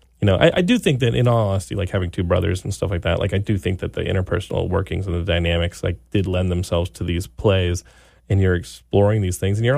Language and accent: English; Texas, United States; I grew up in Texas, of course, and they all have big trucks